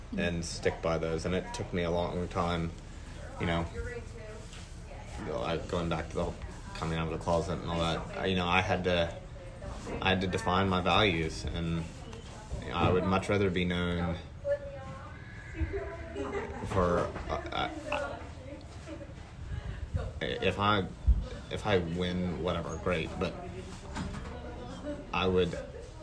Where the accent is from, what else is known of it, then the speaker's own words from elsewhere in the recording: West Texas, United States; growing up in West Texas